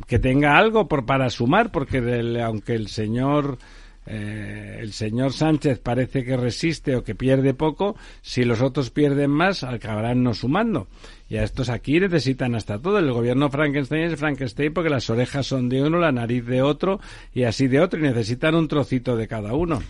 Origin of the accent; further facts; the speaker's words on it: Barcelona, Catalonia, Spain; now in Madrid, Spain; yo soy de Barcelona, estoy en Madrid por, por muchos motivos, incluidos porque no me llevo bien con los tontos de mi pueblo